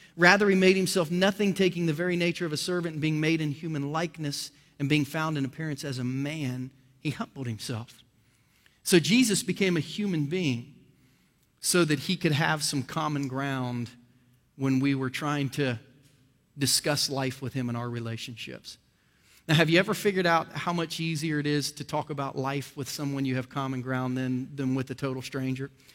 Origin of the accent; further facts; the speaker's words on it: Ohio, United States; now in Kansas City, United States; I was born and raised in Ohio